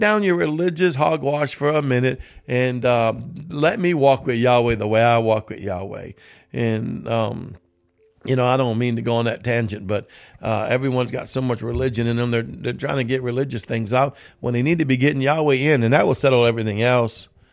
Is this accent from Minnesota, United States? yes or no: no; New Orleans, Louisiana, United States; I'm from New Orleans.